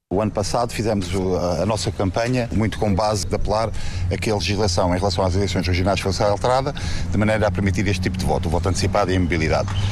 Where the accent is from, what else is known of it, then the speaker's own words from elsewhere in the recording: Madeira, Portugal; Eu, como madeirense